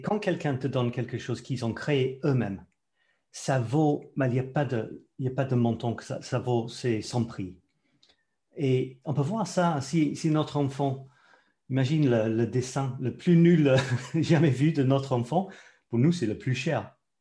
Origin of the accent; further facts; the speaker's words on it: London, United Kingdom; French is a second language; moved away as an adult; also born or lived in Scotland; now in France; je suis né en Écosse. Je ne peux pas dire que je suis anglais. Je dois dire que je suis écossais. Mais à l'âge de deux ans, mes parents ont déménagé euh, vers Londres.